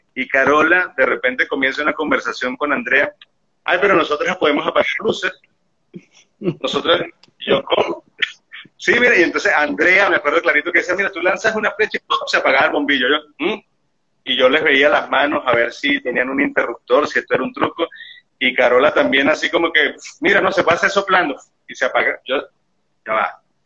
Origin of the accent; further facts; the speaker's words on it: Venezuelan Andes, Venezuela; como buen gocho, soy montañero